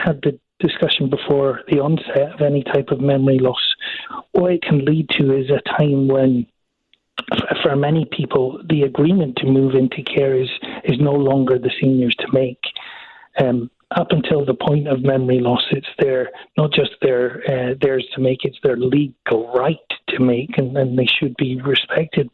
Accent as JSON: {"language": "English", "region": "Scotland", "country": "United Kingdom", "said": "I'm from Scotland"}